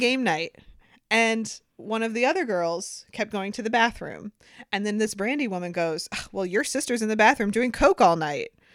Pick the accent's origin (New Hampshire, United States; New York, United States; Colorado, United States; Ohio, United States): Ohio, United States; Sandusky; I'm from Sandusky